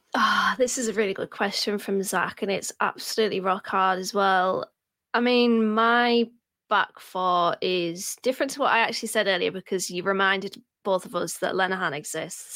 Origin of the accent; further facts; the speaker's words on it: Middlesbrough, North East England, United Kingdom; I'm from Middlesbrough. We don't, we drop the H's